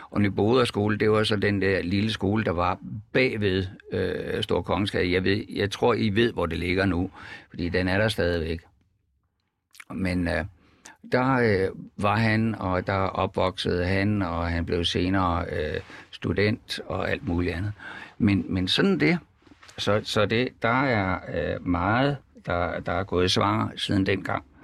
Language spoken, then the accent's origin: Danish; Jutland, Denmark; Vi er jo faktisk begge to fra Jylland.